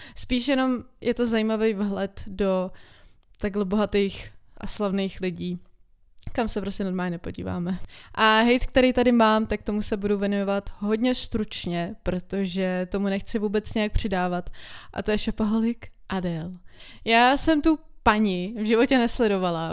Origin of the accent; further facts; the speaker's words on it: Czechia; my jako Češi